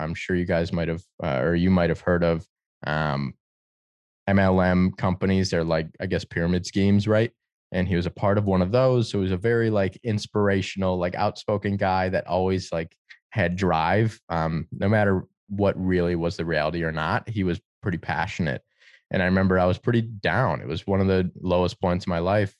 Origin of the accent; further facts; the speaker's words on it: Detroit, Michigan, United States; growing up in Detroit